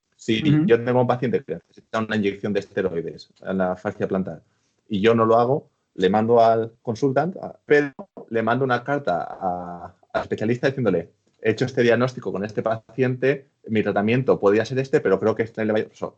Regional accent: Spain; moved away as an adult; now in United Kingdom; yo que soy español

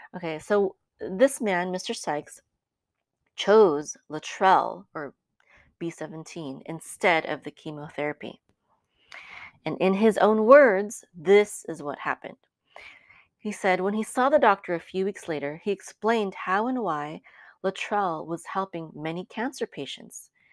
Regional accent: Philippines; I'm Filipino

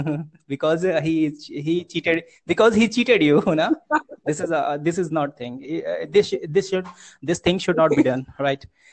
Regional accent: Uttar Pradesh, India; I'm from UP district, UP state, Uttar Pradesh

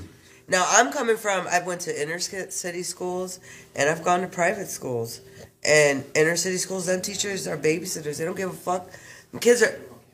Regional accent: Chicago, Illinois, United States; I'm from Inglewood. I'm from 63rd and Western.

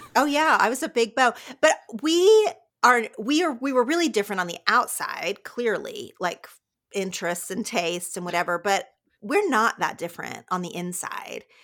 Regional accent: southern Oklahoma, United States; moved away as an adult; now in Los Angeles, United States; I loved growing up in a town of about thirty-five hundred people, really, really small in southern Oklahoma

